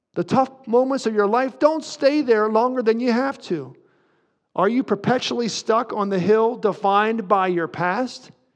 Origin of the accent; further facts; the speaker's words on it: near Windber, Pennsylvania, United States; a town near my hometown called Winber